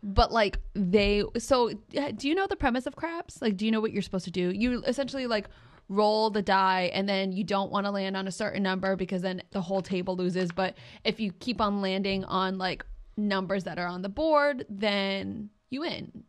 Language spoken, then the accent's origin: English; New England, United States; we're from New England